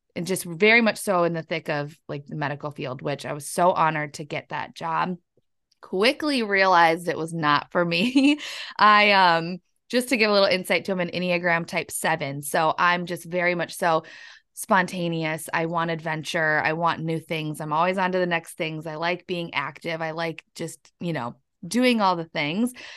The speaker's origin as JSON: {"language": "English", "town": "La Crescent", "region": "Minnesota", "country": "United States", "tie": "born or raised there", "moved": "as an adult", "lives_now": "Wisconsin, United States", "said": "I'm actually from La Crescent, Minnesota. It's down in the southern east part of Minnesota, just right across the river from La Crosse, Wisconsin"}